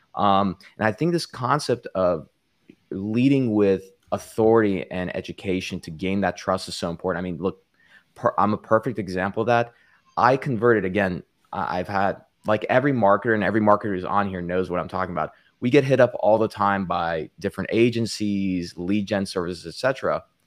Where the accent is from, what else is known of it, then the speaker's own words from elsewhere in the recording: El Paso, Texas, United States; now in Southern California, United States; my hometown of El Paso, Texas